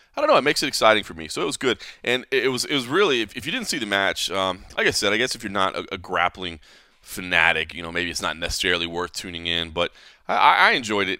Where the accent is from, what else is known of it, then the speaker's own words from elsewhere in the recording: DeSoto, Texas, United States; now in Las Vegas, United States; where I grew up in DeSoto, Texas, where my mom still lives